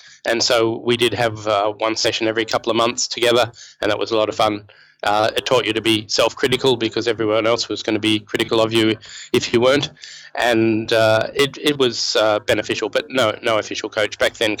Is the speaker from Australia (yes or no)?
yes; Melbourne, Victoria, Australia; now in Sydney, Australia; where I lived when I grew up in Melbourne.